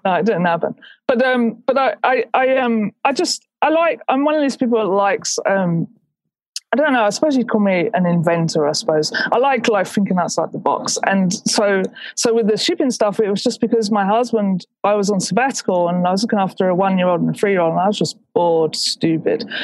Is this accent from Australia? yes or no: no; England, United Kingdom; I'm English